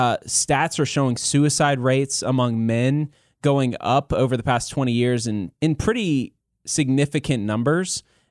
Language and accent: English; South Korea; born there; No, I was born in South Korea.